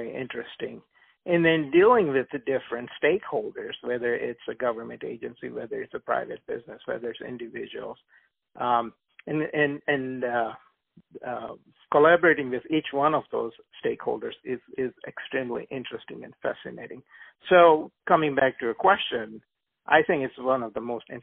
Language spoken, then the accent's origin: English; India; also born or lived in Uganda; now in United States; I was born in Uganda, East Africa. I lived in India for about 12 years, and then I moved to the United States.